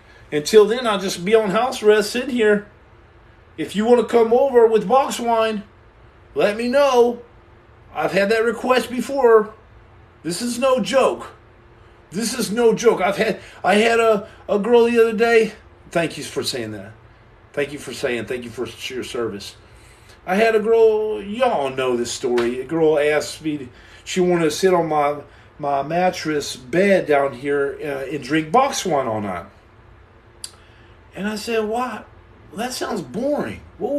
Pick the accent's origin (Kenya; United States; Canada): Canada; I'm Canadian.